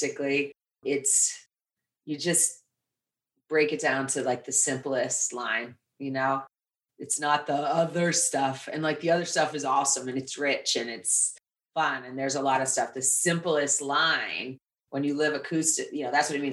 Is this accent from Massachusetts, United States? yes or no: yes; Lenox, Massachusetts, United States; moved away as an adult; now in New York City, United States; I came from Western Massachusetts. My father was a musician. I grew up in this kind of intellectual New England. New Yorkers would come in to visit for the arts in the summer and to ski in the winter. Really cute little town called Lenox, Massachusetts